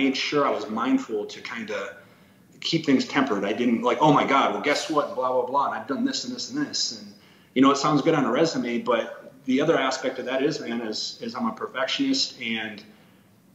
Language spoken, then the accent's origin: English; South Dakota, United States; I'm from South Dakota